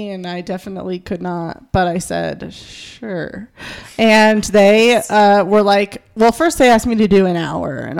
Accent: Colorado, United States; we're from Colorado

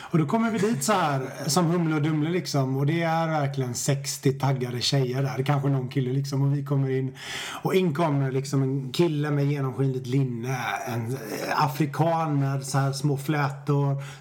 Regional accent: Stenungsund, Västra Götaland, Sweden; moved away as an adult; also born or lived in Japan; now in Stockholm, Sweden; Jag har bott i Stockholm i 20 år men jag föddes i Stenungsund på västkusten.

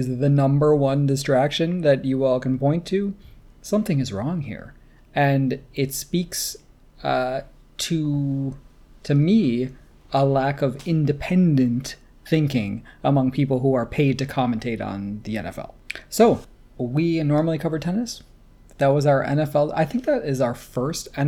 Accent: United States; I grew up in the States

